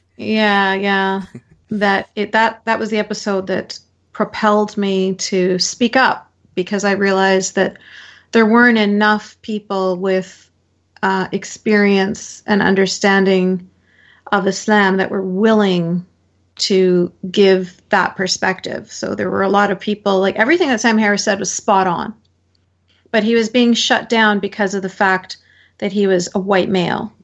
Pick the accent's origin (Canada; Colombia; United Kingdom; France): Canada; born and raised in Canada